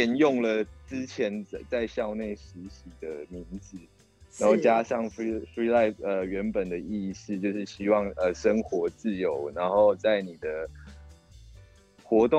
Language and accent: Chinese; Kaohsiung, Taiwan; also born or lived in Taipei; 那时候就只有我是高雄人，